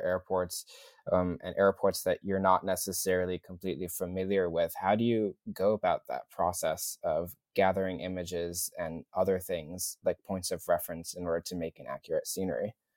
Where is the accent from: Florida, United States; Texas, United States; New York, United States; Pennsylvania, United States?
New York, United States; New York City; my hometown airport is pretty much LaGuardia